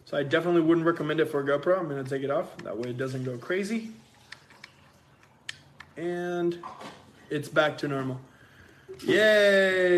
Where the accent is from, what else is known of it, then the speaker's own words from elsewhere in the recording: Puerto Rico; moved away as an adult; now in California, United States; We are originally from Puerto Rico